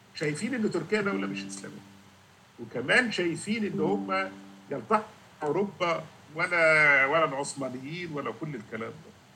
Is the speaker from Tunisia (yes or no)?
no; Egypt; now in Canada; عندنا في مصر